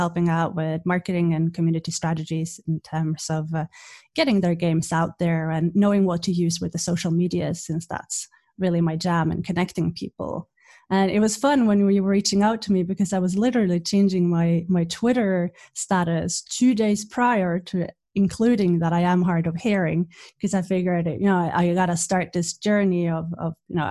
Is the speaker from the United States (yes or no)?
no; Norway; moved away as an adult; also born or lived in Wales / Belfast, Northern Ireland; now in Finland; I'm from Norway. I live in Finland.